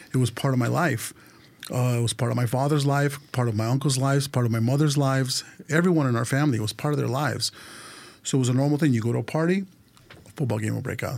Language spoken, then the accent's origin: English; California, United States; born or raised there; also born or lived in Mexico City, Mexico